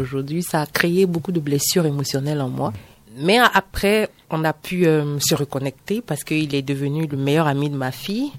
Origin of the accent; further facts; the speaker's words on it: San Pédro, Bas-Sassandra, Côte d’Ivoire; accent: Ivorian; moved away as an adult; now in Benin; Moi, je suis née en Côte d'Ivoire. ok Précisément à San Pedro, c'est une ville euh, côtière